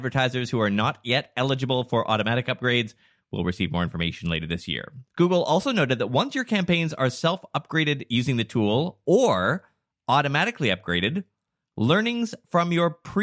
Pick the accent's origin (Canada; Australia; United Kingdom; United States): Canada; Vancouver, British Columbia; we're from Vancouver